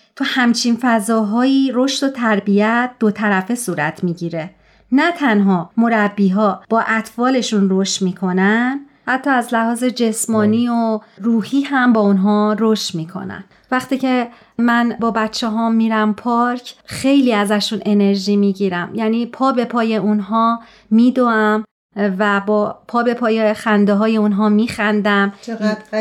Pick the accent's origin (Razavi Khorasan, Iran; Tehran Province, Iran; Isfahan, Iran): Tehran Province, Iran; Tehran; moved away; در شهر تهران و در یک خانواده جمعیت به دنیا اومدم